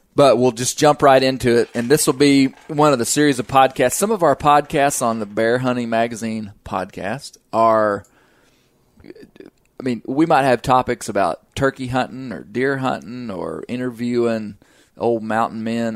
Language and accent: English; Arkansas, United States; I'm from the South, from Arkansas